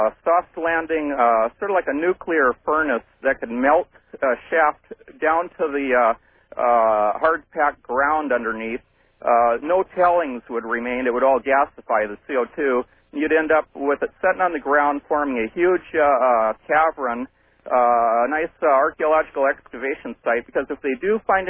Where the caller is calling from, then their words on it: Morgan Hill, California, United States; I'm calling from Morgan Hill, California.